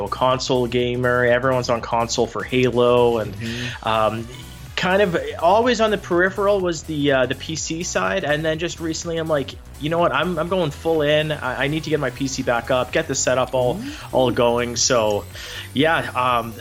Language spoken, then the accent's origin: English; Calgary, Alberta, Canada; I'm from Calgary